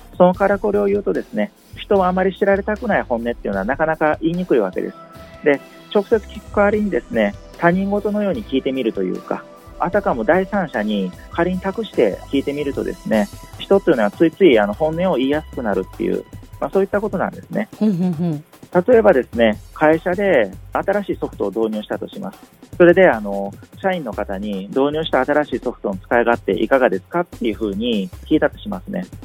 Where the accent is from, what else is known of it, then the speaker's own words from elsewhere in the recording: Kyoto, Japan; moved away as an adult; also born or lived in Kobe / Kushiro / Ehime / Fukuoka; 私はあの京都市の生まれで同志社大学の小学部を卒業した後